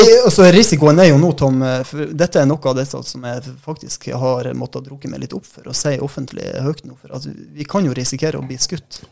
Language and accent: Norwegian; southern Troms, Norway; moved away; jeg sjøl er jo fra sør i Troms